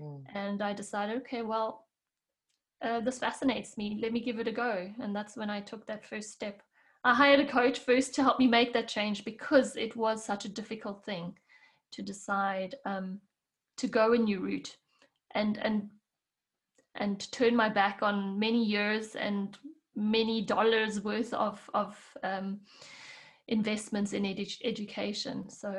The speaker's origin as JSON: {"language": "English", "country": "South Africa", "moved": "as an adult", "lives_now": "Switzerland", "said": "when I moved from South Africa to Switzerland, and then my main role was raising kids and learning how to cook and clean and do all the things that I never really had to do in South Africa, I lost my way."}